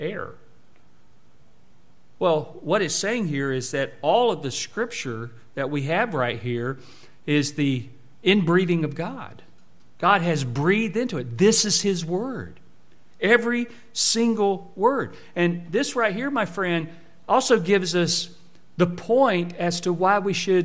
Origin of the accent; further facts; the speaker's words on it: Jacksonville, Florida, United States; I should sound like I'm from Jacksonville because I'm not from Alabama that my family's from